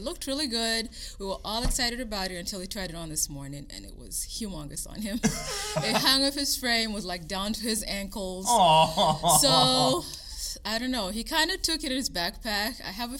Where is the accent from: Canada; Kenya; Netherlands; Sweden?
Kenya; moved away as an adult; also born or lived in Virginia / Florida / South Dakota; now in Indiana, United States; I actually grew up in Kenya.